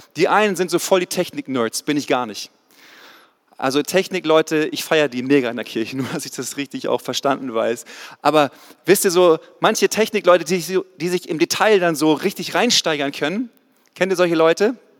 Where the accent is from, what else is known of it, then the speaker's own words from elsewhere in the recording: the North Sea coast, Northern Germany, Germany; moved away as an adult; now in Ludwigsburg, Germany; Ich komme eigentlich aus dem Norden, von der Nordseeküste, bin runtergezogen in den Süden vor 14 Jahren tatsächlich